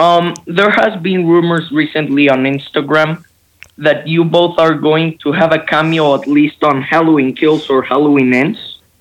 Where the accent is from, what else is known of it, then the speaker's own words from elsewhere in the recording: Mexico City, Mexico; I'm from Mexico City.